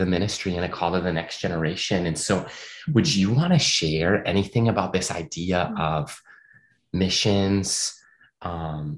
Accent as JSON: {"language": "English", "town": "Eagan", "region": "Minnesota", "country": "United States", "tie": "born or raised there", "said": "I grew up in Eagan, went to Eastview High School in Apple Valley."}